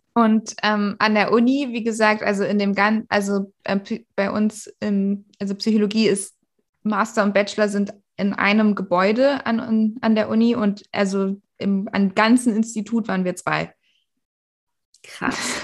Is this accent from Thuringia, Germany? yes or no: no; Berlin, Germany; bei uns in Berlin äh, war das ja zum Glück nach sechs Jahren Grundschule